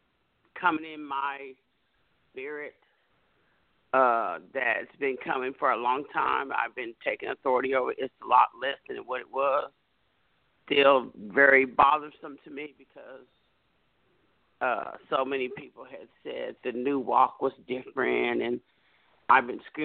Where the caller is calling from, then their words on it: Dallas, Texas, United States; I'm calling from the Dallas area, Dallas, Texas.